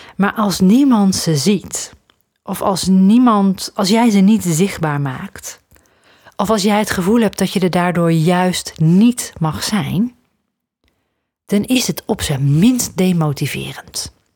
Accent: Netherlands; ik, ben opgegroeid aan de grens met België. Als ik eh, dan eh, naar Antwerpen ging of zo, de grote stad toch wel, in de buurt van waar ik ben opgegroeid

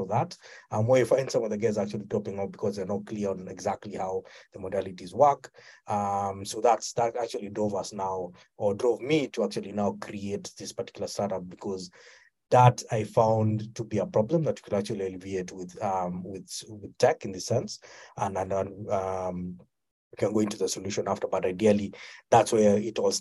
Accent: Kenya; I come from Kenya.

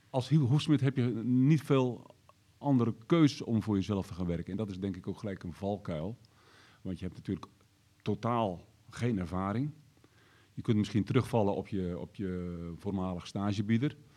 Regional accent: Ermelo, Gelderland, Netherlands; Ik kom uit Ermelo.

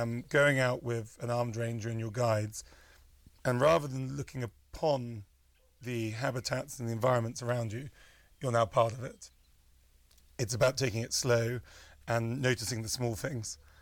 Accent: United Kingdom; moved away as an adult; now in Kenya; I'm British

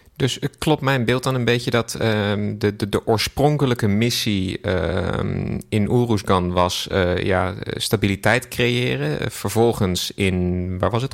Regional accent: Netherlands; wij als Nederlanders

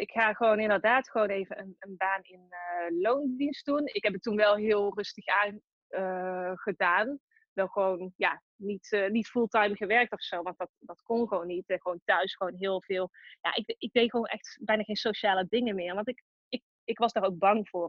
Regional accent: Tilburg, North Brabant, Netherlands; accent: Brabant; Ik kom uit Tilburg, dat hoor je misschien ook wel

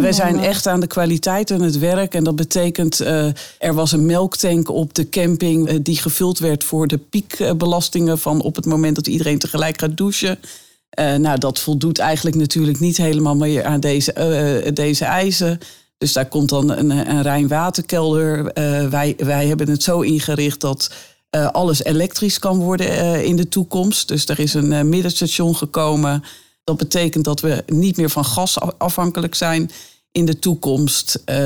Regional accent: Netherlands; wij normaal als Nederlanders leven

